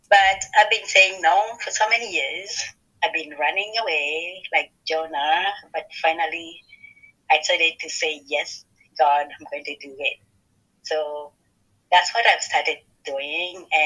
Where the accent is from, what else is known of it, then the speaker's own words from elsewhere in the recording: Kenya; now in Ohio, United States; I'm from Kenya, Africa, but at the moment I live in Ohio.